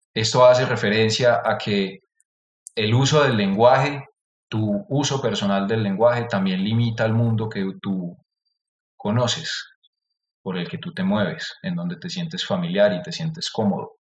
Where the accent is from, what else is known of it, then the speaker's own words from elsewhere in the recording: Antioquia, Colombia; accent: paisa; mi acento paisa, que se escucha fuerte